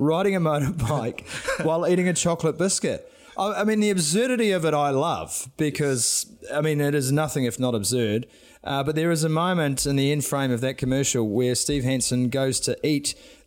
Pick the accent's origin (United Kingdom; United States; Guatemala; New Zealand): New Zealand; as a Kiwi